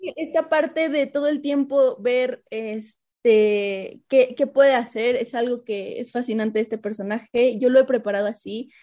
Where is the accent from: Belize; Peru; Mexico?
Mexico; nosotros como mexicanos